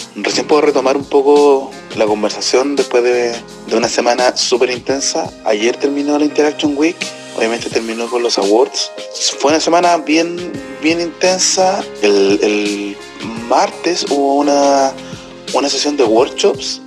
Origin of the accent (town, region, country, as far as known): Chile